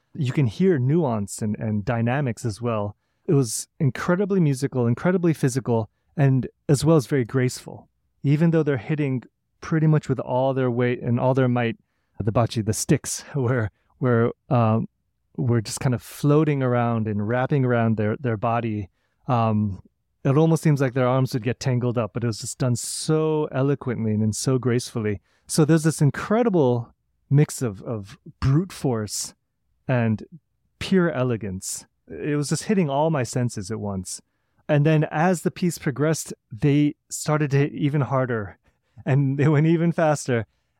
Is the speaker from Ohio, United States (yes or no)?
no; St. Louis, Missouri, United States; So I grew up in St. Louis playing classical flute, having parents both in the St. Louis Symphony Orchestra, and really being immersed in that through high school.